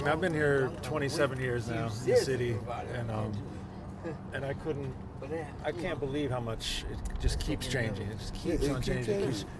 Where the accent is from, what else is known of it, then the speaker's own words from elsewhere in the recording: Michigan, United States; moved away; I'm from Michigan originally